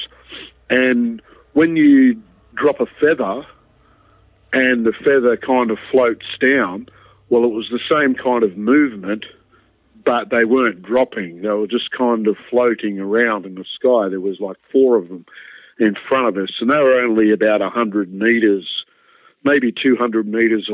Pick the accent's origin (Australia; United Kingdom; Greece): Australia; Wollongong, New South Wales; Wollongong, which were, at the time was my hometown.